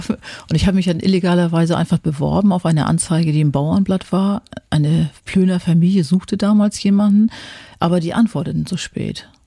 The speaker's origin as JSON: {"language": "German", "country": "Germany", "said": "Da hatte ich immer so als Deutsche, na, wenn das jetzt nicht mal irgendwie ein Hintergrund ist"}